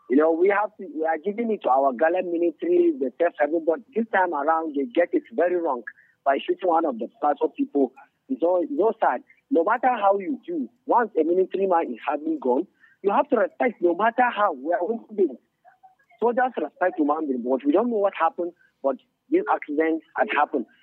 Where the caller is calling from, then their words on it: Nigeria; officer. I'm calling from Bukume.